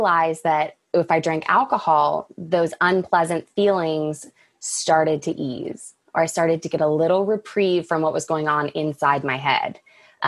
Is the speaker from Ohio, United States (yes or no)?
no; Dallas, Texas, United States; growing up in Dallas